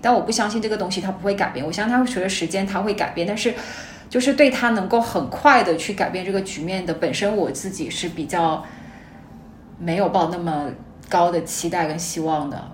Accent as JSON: {"language": "Chinese", "region": "Guangdong", "country": "China", "said": "我是潮汕人"}